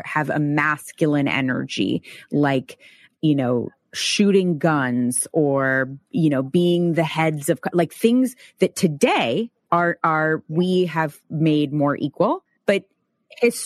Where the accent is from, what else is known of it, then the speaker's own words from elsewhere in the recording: Bay Area, California, United States; I grew up in the Bay Area